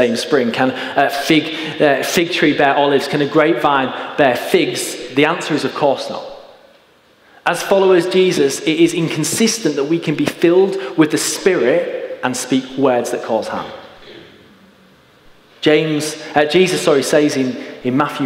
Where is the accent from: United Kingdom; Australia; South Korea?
United Kingdom; Hull, Yorkshire and the Humber; I grew up in East Hull, and I went to school on Bilton Grange